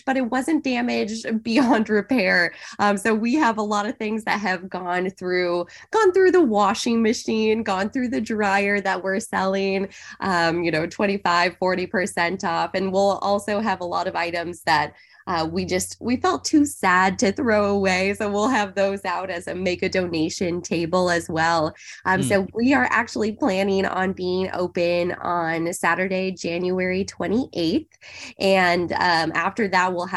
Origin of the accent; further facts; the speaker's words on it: Central Oregon, United States; So I grew up in Central Oregon. My family's all in the Bend, Oregon area.